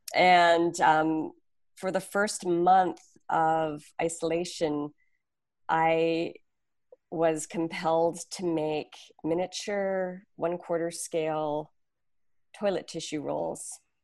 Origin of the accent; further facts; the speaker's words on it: Canada; now in New York, United States; my husband and I are not originally from New York, we're from Canada.